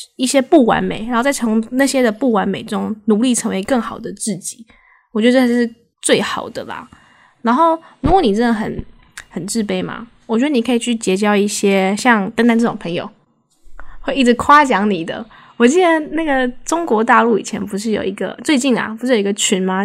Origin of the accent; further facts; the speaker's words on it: Taiwan; 我个人认为台湾的，就是教育下，应该说我们长大的环境